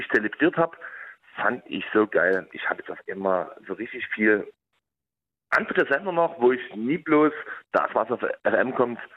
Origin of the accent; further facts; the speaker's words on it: Dresden, Saxony, Germany; ich komme aus dem Wald, aus dem, aus dem Rand von Dresden, direkt aus dem Wald.